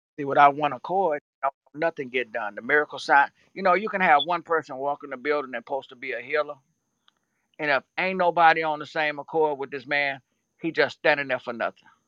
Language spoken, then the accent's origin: English; Louisiana, United States; I'm from Louisiana